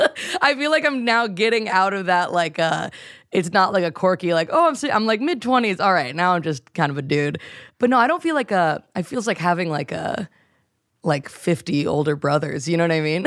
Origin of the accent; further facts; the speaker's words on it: North Carolina, United States; moved away; I grew up in North Carolina